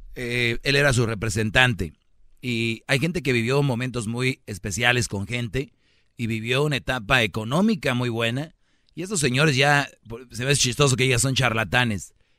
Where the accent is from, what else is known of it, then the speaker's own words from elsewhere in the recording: Nuevo León, Mexico; moved away; yo soy de Nuevo León